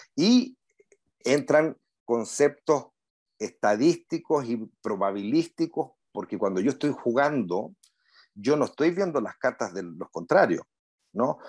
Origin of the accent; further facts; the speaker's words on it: Punta Arenas, Magallanes and Chilean Antarctica, Chile; moved away as an adult; now in Santiago, Chile; Nací en Punta Arenas